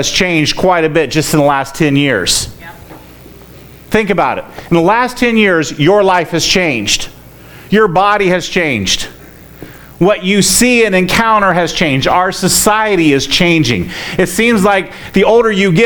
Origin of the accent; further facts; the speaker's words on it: Florida, United States; I grew up in Florida